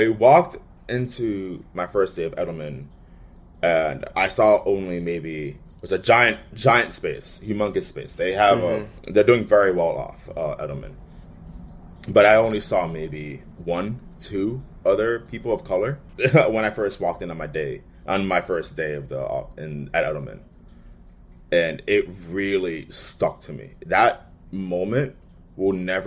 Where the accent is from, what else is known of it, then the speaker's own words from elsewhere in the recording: New York City, New York, United States; I'm from the Bronx